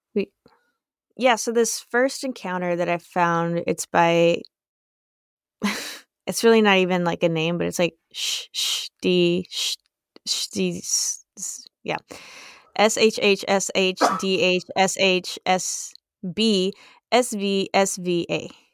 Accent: United States; we're American

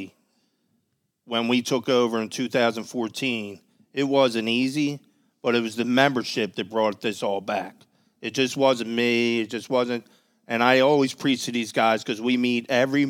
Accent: Philadelphia, Pennsylvania, United States; I'm from Manayunk

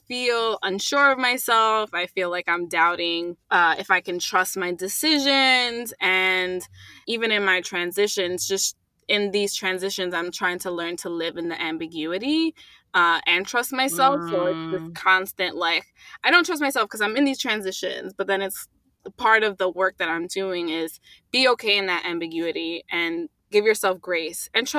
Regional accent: United States; being a Latina and growing up in America

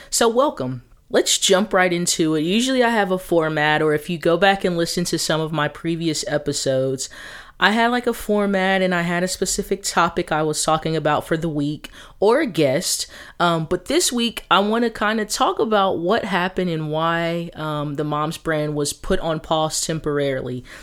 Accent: Texas, United States; now in Atlanta, United States; I'm originally from Texas, but I lived in Atlanta, um, North Atlanta, you know, about fourteen years of my life

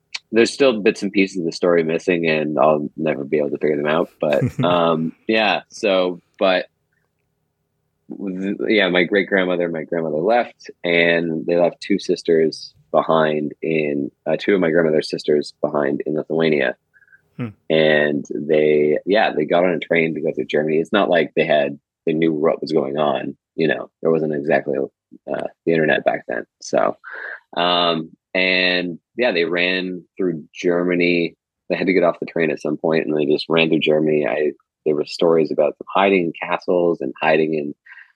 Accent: a small town just north of Toronto, Ontario, Canada; I was born here in Canada. Just north of Toronto. I grew up in a small town there

